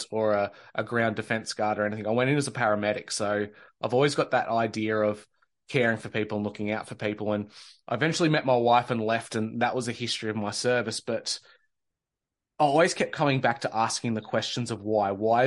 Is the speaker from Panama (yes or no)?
no; Australia; born or raised there